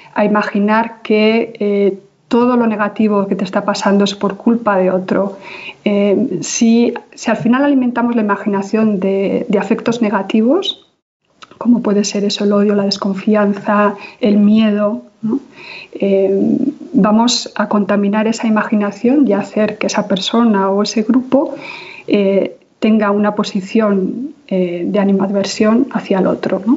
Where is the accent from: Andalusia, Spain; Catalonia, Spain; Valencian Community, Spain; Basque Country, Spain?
Basque Country, Spain; yo vengo de una sociedad absolutamente traumatizada ¿no? y, con una historia de violencia tremenda a muchos niveles, que es la sociedad vasca